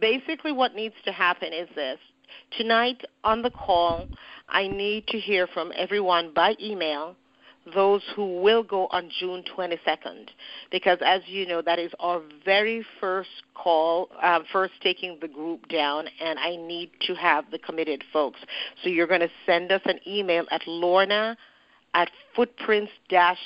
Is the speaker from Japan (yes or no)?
no; Jamaica; moved away; I'm from Jamaica and I've been going to Jamaica quite a bit lately